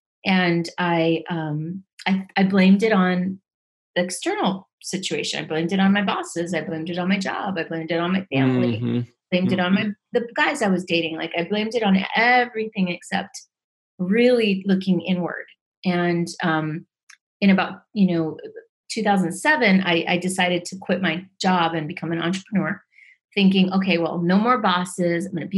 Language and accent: English; Medellin, Antioquia, Colombia; born there; Well, I was born in Medellin, Colombia.